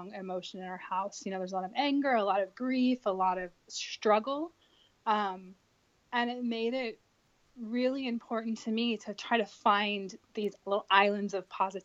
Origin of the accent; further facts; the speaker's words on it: Sacramento, California, United States; I grew up in Sacramento, California